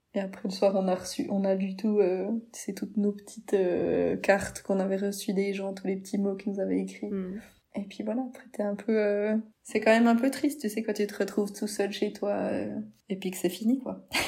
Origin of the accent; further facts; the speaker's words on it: Switzerland; on vient de la Suisse